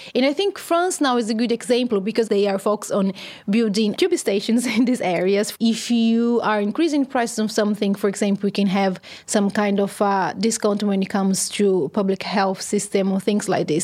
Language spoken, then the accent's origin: English; São Carlos, São Paulo, Brazil; My hometown is, uh, called São Carlos, which is around three hours away from São Paulo, the big city